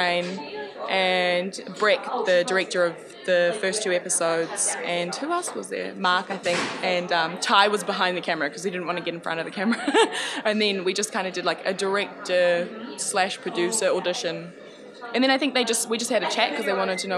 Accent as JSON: {"language": "English", "country": "New Zealand", "tie": "born or raised there", "also_born_or_lived": "Samoa", "said": "I grew up in New Zealand"}